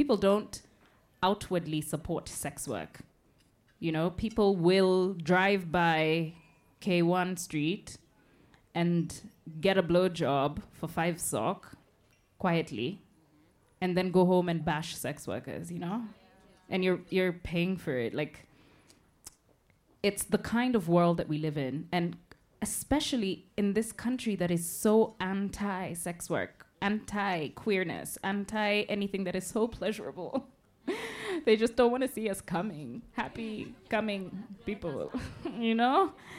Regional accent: Kenya; A Kenyan. As a Kenyan queer woman.

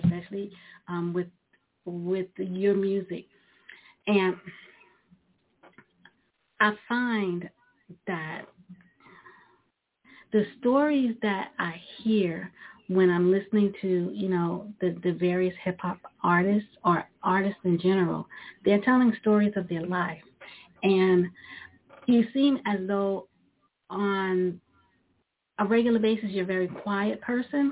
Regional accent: New York City, New York, United States; I grew up in Brooklyn, New York

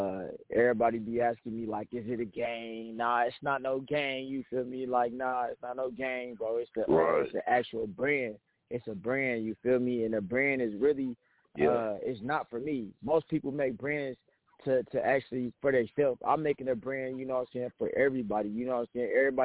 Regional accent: Lawton, Oklahoma, United States; also born or lived in Ohio; I was born in Ohio, you know what I'm saying? My dad, he was in the Army, so we was moving around a lot. You know what I'm saying? We went out to Lawton, then moved out to Lawton, Oklahoma. I've been out there, really raised out there

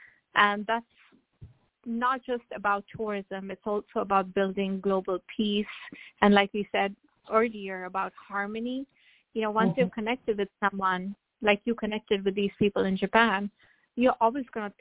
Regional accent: India; now in Atlanta, United States; growing up in India, I grew up with my grandmother

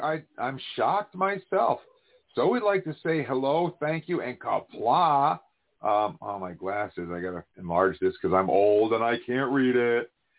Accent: upstate New York, United States; upstate New York, which is where I'm actually from.

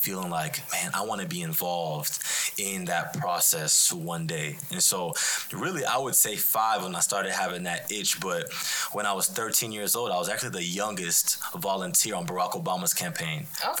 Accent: Houston, Texas, United States; also born or lived in Abilene, Texas; born and raised in Houston. So actually not too far away from here. So I'm a Southwest Houston guy. I was born in Sharpstown, then lived in A-Leaf, West Chase. So this is my hood.

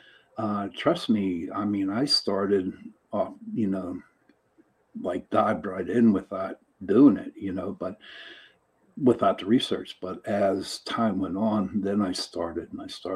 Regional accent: Pittsburgh, Pennsylvania, United States; I'm from Pittsburgh, Pennsylvania

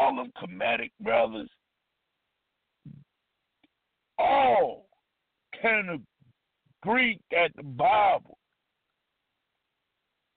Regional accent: United States; I'm Hebrew, but I'm a black man, black American man

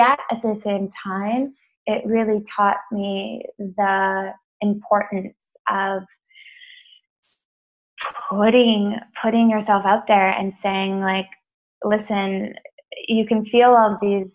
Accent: Edmonton, Alberta, Canada; now in Toronto, Canada; I grew up in Edmonton, Alberta, Canada, which is a small little kind of, well, not small town, it's like it's the capital of the province. But I grew up probably about 25 minutes outside of that.

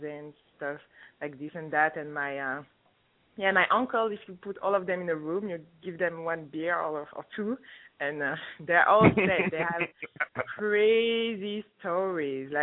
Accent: France; also born or lived in Congo; now in Toronto, Canada; I was born in France, grew up in France, even though I'm from Congo

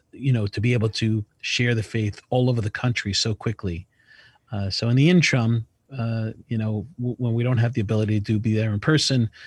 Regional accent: Northeast, United States; we're from the Northeast and we have events now booked all over the country.

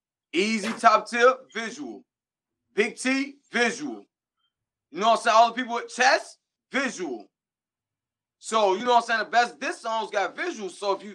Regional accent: Chicago, Illinois, United States; you know I'm from Chicago, chill out

